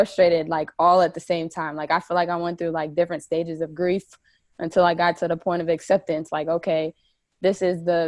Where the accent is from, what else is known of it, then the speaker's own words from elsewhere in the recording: New Jersey, United States; I'm originally from New Jersey.